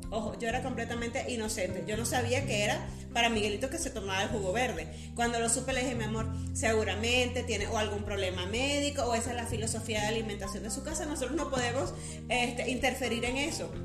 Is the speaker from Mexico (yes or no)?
no; Venezuela; moved away; nosotras dos somos venezolanas